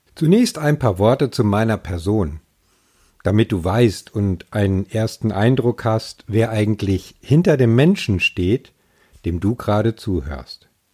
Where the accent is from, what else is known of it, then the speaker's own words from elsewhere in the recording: Ruhr area, North Rhine-Westphalia, Germany; now in Schleswig-Holstein, Germany; Auch wenn ich zugegebenermaßen ein Kind des Ruhrgebiets bin